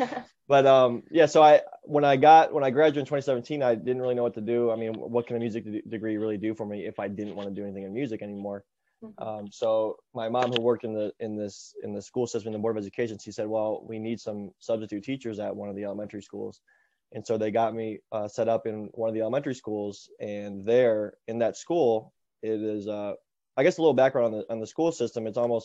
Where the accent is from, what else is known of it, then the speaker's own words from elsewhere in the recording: Painesville, Ohio, United States; So when I came back to my hometown, Painesville, Ohio is where I'm at. And my mom, who works in the school system that is here, I actually grew up here too.